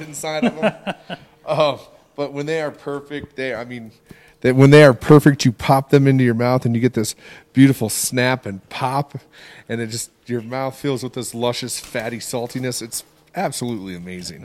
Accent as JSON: {"language": "English", "region": "Iowa", "country": "United States", "tie": "born or raised there", "moved": "yes", "said": "I grew up on a farm in Iowa, uh, out in the country"}